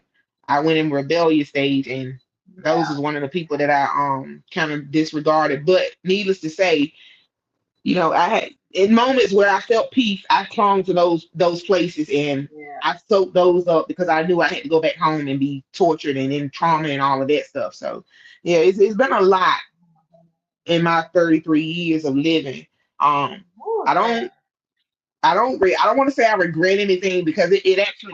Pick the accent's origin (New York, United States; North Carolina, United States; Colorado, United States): North Carolina, United States; Scotland Neck; moved away as an adult; now in Raleigh, United States; my hometown Scotlandette